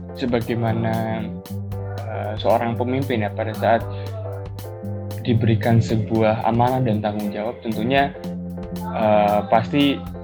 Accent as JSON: {"language": "Indonesian", "town": "Bekasi", "region": "West Java", "country": "Indonesia", "tie": "born or raised there", "moved": "as an adult", "lives_now": "Surabaya, Indonesia", "said": "saya kelahiran dari Bekasi"}